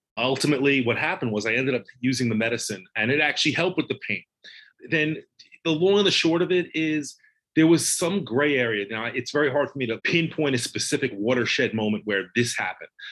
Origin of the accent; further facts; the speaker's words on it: Long Island, New York, United States; I grew up in Long Island.